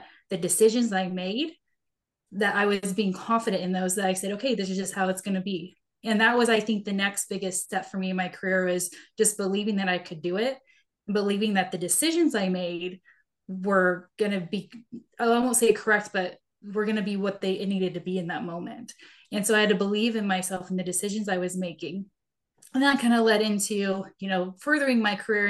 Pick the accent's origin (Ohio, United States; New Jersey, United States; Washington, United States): Washington, United States; Seattle; I grew up in Seattle and went to college